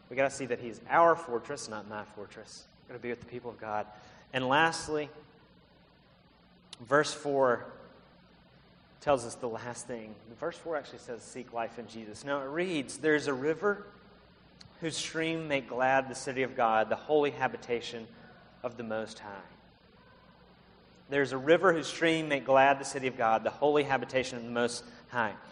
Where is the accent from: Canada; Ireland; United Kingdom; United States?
United States; Alabama; also born or lived in South Carolina; now in Palo Alto, United States; Earlier this year, we moved here from South Carolina. I'm from Alabama, Liz from Mississippi. We worked in South Carolina. We're Southerners.